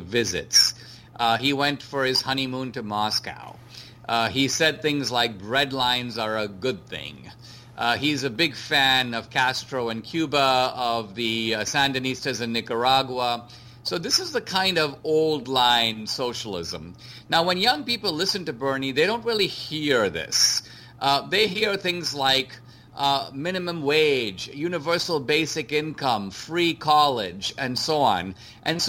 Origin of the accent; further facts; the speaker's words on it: India; moved away; I grew up in India under socialism